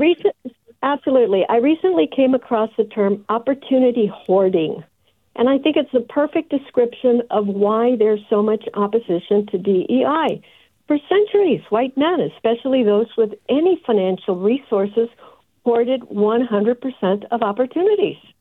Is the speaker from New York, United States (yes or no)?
no; Texas, United States; moved away; I'm originally from Texas